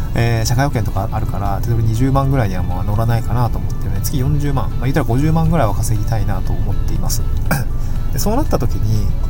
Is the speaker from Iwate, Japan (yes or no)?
no; Niigata, Japan; also born or lived in Tokyo; now in Awaji Island, Japan; 僕新潟出身で